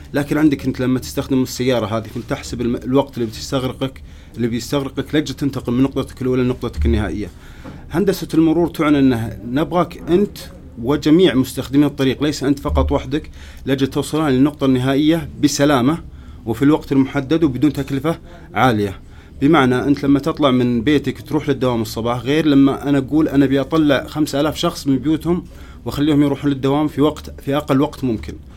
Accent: Riyadh, Riyadh Province, Saudi Arabia; also born or lived in Canada; عندنا في الرياض

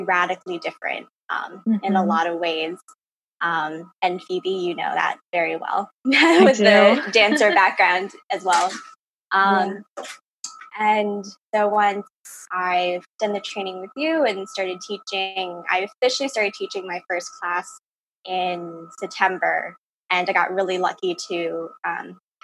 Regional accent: Ossining, New York, United States; I'm from Austining, New York, in Westchester County

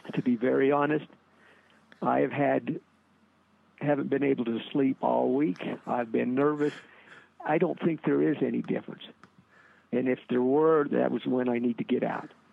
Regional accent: Cokeville, Wyoming, United States; I grew up in Cokeville

